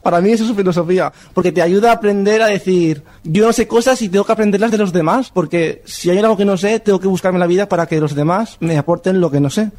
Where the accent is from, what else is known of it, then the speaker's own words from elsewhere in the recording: Burriana, Valencian Community, Spain; moved away as an adult; now in Valencia, Spain; Soy de Burriana, pero estoy en un piso de estudiantes y este es mi primer año en Valencia